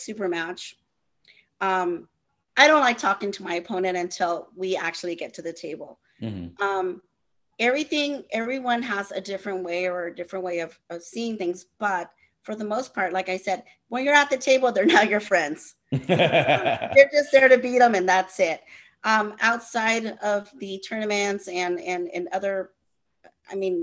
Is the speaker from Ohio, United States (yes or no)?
no; California, United States; I'm from California